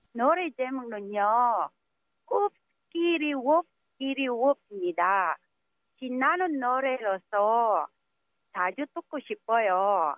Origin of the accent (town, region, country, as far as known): Manila, Metro Manila, Philippines; born or raised there; moved away as an adult; now in South Korea